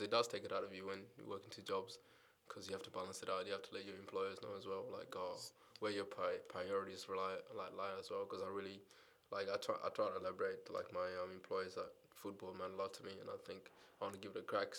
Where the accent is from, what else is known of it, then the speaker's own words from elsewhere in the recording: Adelaide, South Australia, Australia; moved away; I grew up in Adelaide, so you had to support the local team